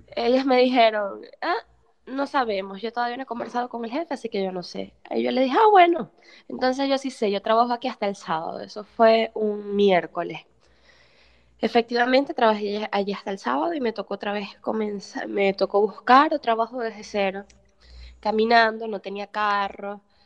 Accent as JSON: {"language": "Spanish", "town": "Maracaibo", "region": "Zulia", "country": "Venezuela", "moved": "as an adult", "lives_now": "Portugal", "said": "soy psicóloga y periodista venezolana"}